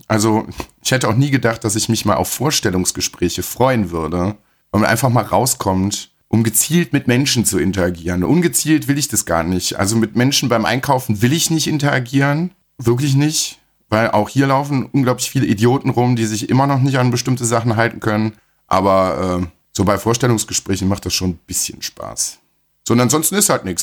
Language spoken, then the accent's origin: German; Germany; bei uns in Deutschland